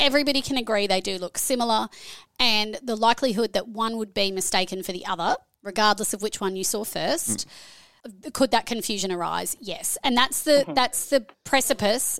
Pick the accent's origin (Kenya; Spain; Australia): Australia; accent: Australian; moved away as an adult; also born or lived in Canada / New Zealand; now in Brisbane, Australia; I'm originally Australian, as you can hear by the accent